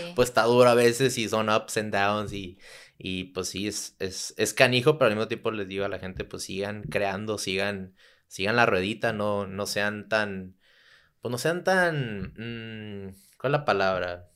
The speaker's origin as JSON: {"language": "Spanish", "town": "Tijuana", "region": "Baja California", "country": "Mexico", "tie": "born or raised there", "also_born_or_lived": "San Diego / Santa Cruz", "said": "crecí en Tijuana, nací en San Diego"}